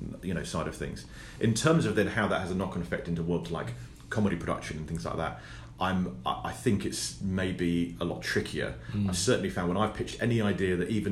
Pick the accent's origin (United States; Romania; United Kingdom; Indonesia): United Kingdom; Cornwall, South West England; being Cornish